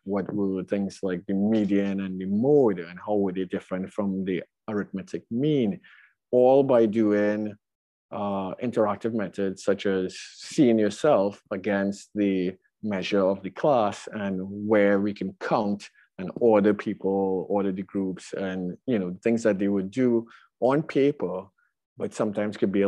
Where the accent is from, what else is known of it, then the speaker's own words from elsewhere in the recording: Trinidad & Tobago; moved away as an adult; now in Brooklyn, United States; my background growing up in Trinidad